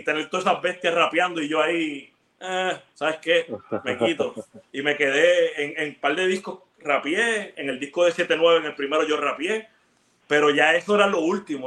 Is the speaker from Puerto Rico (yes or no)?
yes; Ponce, Puerto Rico; also born or lived in Bayamón; Y yo nací en Ponce, eso, eso fue en Ponce. Cuando yo me mudo como a los 12 para el área metro, viví en Bayamón